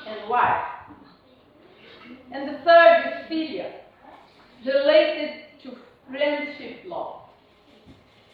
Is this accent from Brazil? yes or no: yes; Brazil; English is a second language; now in United Kingdom; I'm Brazilian